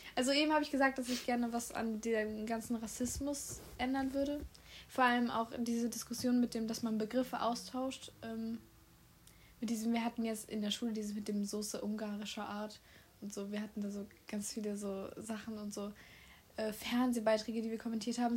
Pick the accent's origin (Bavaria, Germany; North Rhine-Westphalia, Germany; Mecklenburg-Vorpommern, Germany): North Rhine-Westphalia, Germany; Solingen; Solingen, Deutschland. Ich habe nichts anderes. Ich bin hauptsächlich nur deutsch.